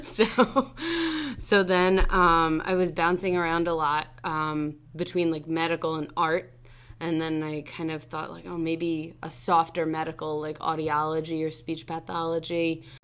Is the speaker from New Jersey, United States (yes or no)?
yes; Freehold, New Jersey, United States; I grew up in Freehold